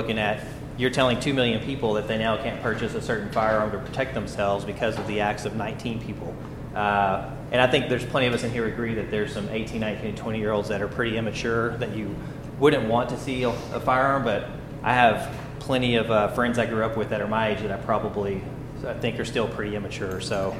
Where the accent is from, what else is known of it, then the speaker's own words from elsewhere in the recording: Brady, Texas, United States; And then I was in Brady. I'm from Brady, which is my hometown.